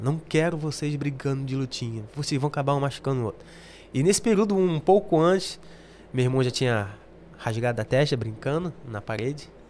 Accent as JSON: {"language": "Portuguese", "region": "Rio de Janeiro", "country": "Brazil", "tie": "born or raised there", "accent": "carioca", "moved": "as an adult", "lives_now": "England, United Kingdom", "said": "criado mesmo no Rio"}